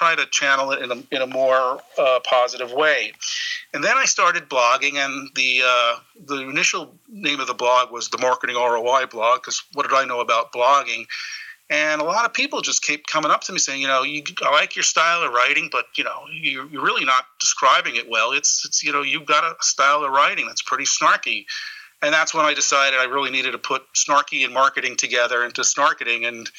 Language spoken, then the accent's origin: English; Spring Valley, New York, United States; Spring Valley, New York.